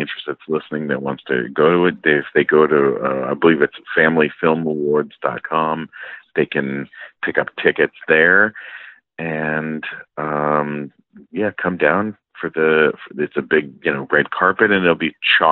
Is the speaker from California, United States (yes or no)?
yes; San Diego, California, United States; also born or lived in London, Ontario, Canada; went to school and grew up in San Diego